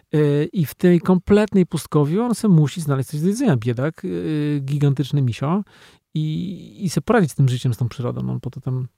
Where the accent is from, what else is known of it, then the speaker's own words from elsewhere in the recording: Poland; jestem z Polski